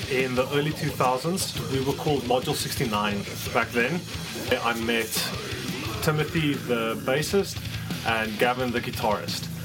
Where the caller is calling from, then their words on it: Johannesburg, Gauteng, South Africa; coming to you from Johannesburg, South Africa.